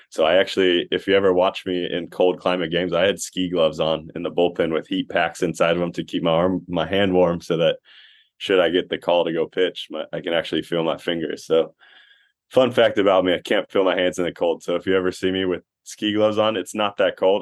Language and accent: English; Costa Mesa, California, United States; I played baseball at Costa Mesa